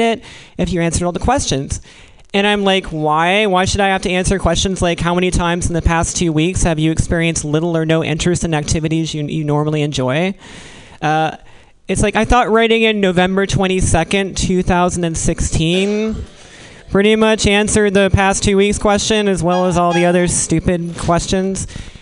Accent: Virginia, United States; now in California, United States; I'm from Virginia

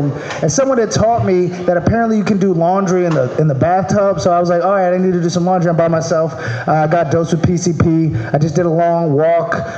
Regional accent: Maryland, United States; now in California, United States; I'm from Maryland.

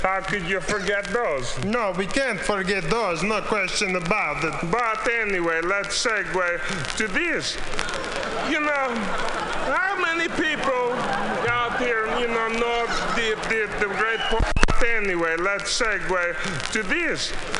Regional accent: East Coast, United States; now in Los Angeles, United States; You know, because we're from the East Coast

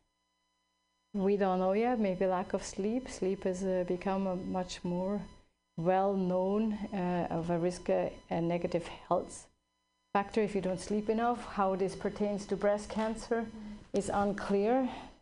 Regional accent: Switzerland; now in California, United States; I grew up in Switzerland

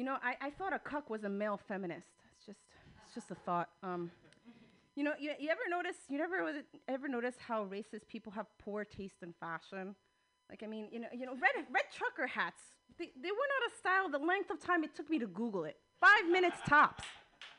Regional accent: New Jersey, United States; now in California, United States; I'm from New Jersey, and you know, I also speak Spanish

